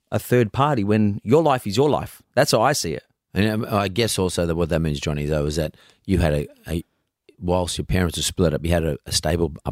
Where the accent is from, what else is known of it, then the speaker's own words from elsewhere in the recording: Melbourne, Victoria, Australia; Brunswick. I actually was born and uh, yeah, pretty much raised in Brunswick.